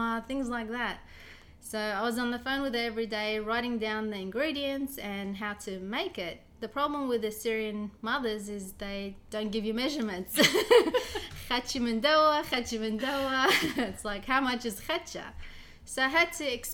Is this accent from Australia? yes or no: yes; Australia; moved away as an adult; also born or lived in Baghdad, Iraq / Greece; now in Ontario, Canada; I lived in Australia nearly all my life. I've been there nearly 30 years. I was born in Iraq, Baghdad.